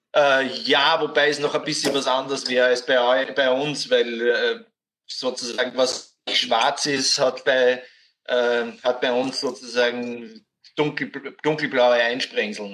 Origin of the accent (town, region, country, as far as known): Austria